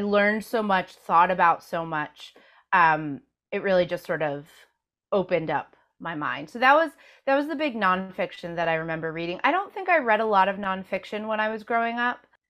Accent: Rockland County, suburbs of New York City, United States; I grew up in the suburbs of New York City in Rockland County

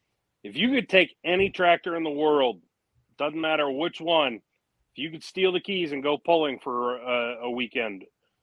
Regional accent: Michigan, United States; moved away; back where I was born and raised in Michigan

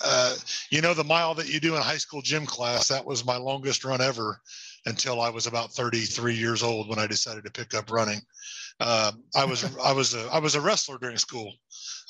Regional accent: Indianapolis, Indiana, United States; now in Greenfield, United States; Was born in Indianapolis. And then once I become an adult, went all the way through high school in Indianapolis

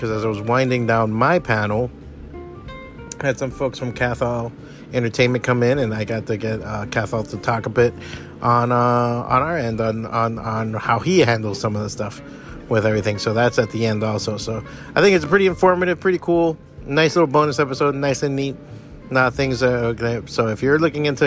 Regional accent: Miami, Florida, United States; My dad's Cuban, my mom's Mexican, I was born and raised in Miami

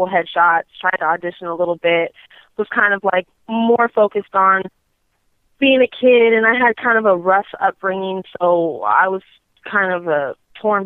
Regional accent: Torrance, California, United States; I'm from L.A. I'm born and raised throughout California, but originally from a little city called Torrance, which is, I guess, L.A. County, or it is L.A. County.

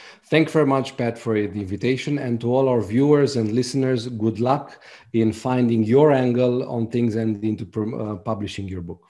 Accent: Romania; English is a second language; I'm from Romania, so is my co-author. The book was translated by a professional translator, but we wanted to make sure that the book sounds really good in English

